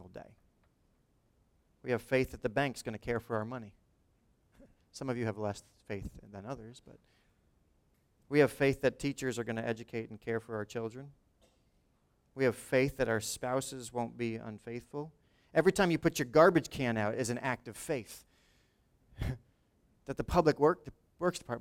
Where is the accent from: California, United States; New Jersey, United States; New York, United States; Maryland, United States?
New Jersey, United States; Lawrence Township; he went to my high school 10 years before I was there